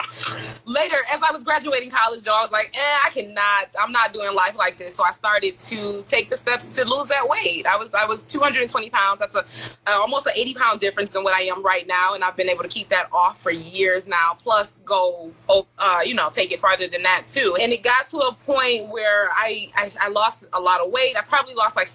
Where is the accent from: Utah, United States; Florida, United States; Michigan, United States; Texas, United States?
Michigan, United States; Detroit; I'm from Detroit, Michigan.